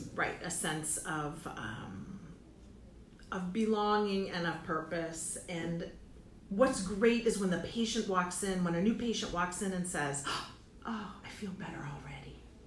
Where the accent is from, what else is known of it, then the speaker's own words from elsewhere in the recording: Fredonia, New York, United States; moved away; I grew up in Fredonia, New York, which is about an hour south of Buffalo, southwest of Buffalo. So I'm on Lake Erie. I grew up right there on Lake